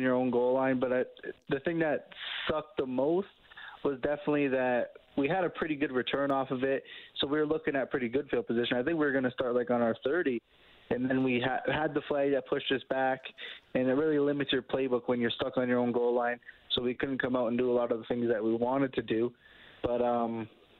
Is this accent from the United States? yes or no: no; Canada; being a Canadian quarterback